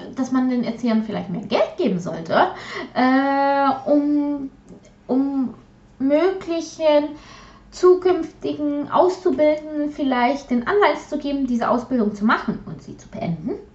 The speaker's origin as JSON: {"language": "German", "region": "Silesian Voivodeship", "country": "Poland", "first_language": "Polish", "second_language": "German", "moved": "yes", "lives_now": "Germany", "said": "ich aus ehemaligen deutschen Gebiet kommen"}